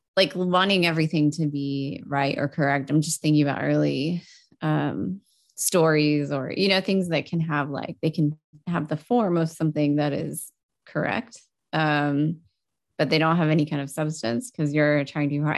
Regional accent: Texas, United States; moved away; also born or lived in Europe; I grew up in Texas

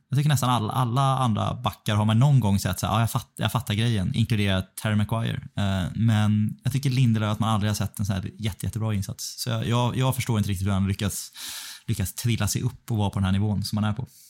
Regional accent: Stockholm, Stockholm County, Sweden; moved away; här hemma i Stockholm

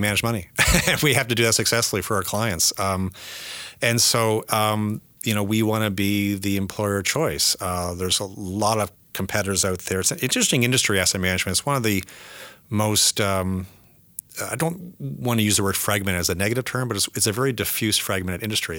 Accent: Canada; moved away as an adult; also born or lived in United States; I'm American now as well, so I'm more Canadian, but I'm, I'm a dual citizen

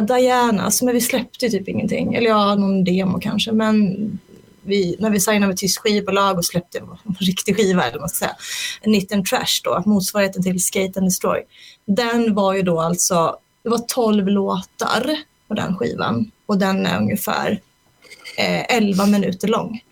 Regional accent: Småland, Sweden; moved away as an adult; now in Stockholm, Sweden; jag är från Småland från början, så flyttade jag till Stockholm 2002

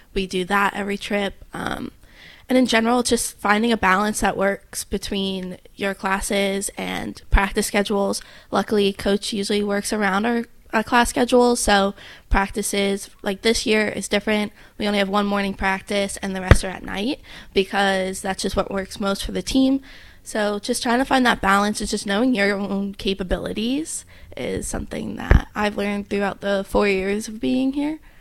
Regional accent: New Jersey, United States; now in Hawaii, United States; I'm from New Jersey

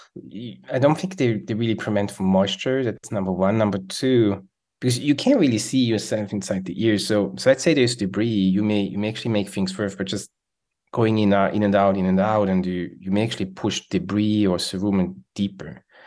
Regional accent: Switzerland; English is a second language; moved away as an adult; now in United States; as you can hear, I have an accent, so I'm from Switzerland

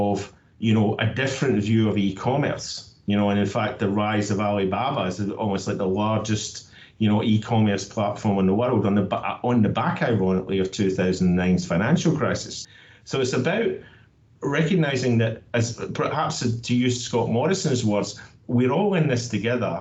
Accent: Scotland, United Kingdom; now in Australia; I'm from Scotland, but I'm proud to say that I call Australia home

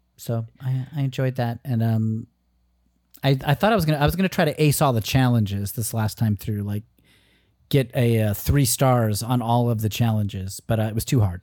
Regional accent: Danbury, Connecticut, United States; my hometown of Connecticut, Danbury

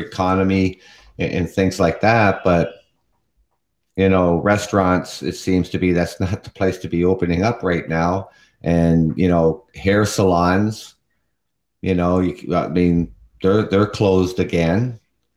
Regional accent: Canada; also born or lived in London, Ontario; I am from Canada

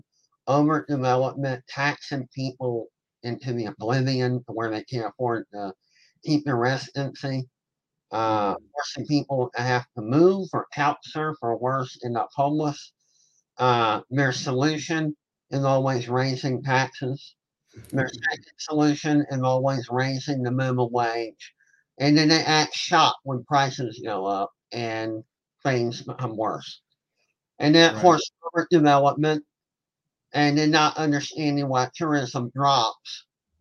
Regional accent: Savannah, Georgia, United States; I am from Savannah, Georgia. I'm a long-time resident. I did take off for a couple years for college, but of course I came home

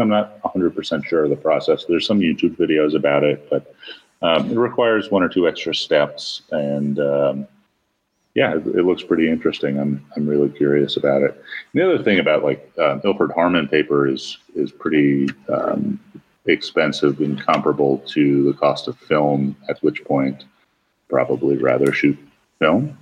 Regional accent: New York, United States; I grew up in New York where back then we had about 300 camera stores in the city

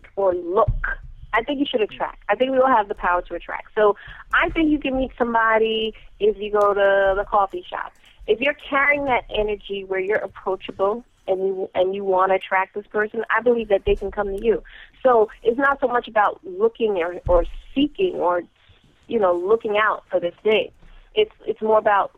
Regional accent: New York, United States; I am from New York

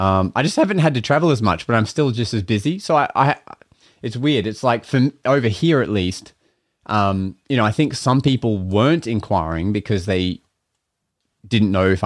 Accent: Australia; I ran my advertising Australia-wide, like my, you know, my Google ads, and I just presented myself as like an Australian magician that could be booked

